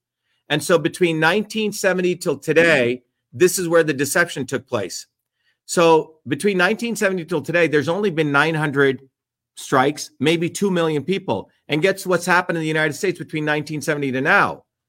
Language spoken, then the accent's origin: English; India; now in United States; Since I was 4 years old, I grew up in a caste system in India